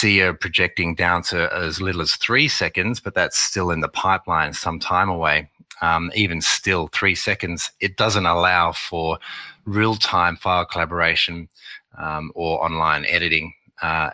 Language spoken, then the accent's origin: English; Australia; accent: Australian; also born or lived in Beijing, China / Shanghai, China / New York, United States; my accent that I'm Australian